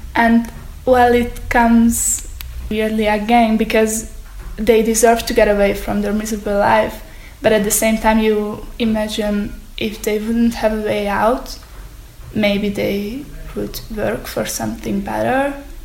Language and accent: English; Hungary; I'm from Hungary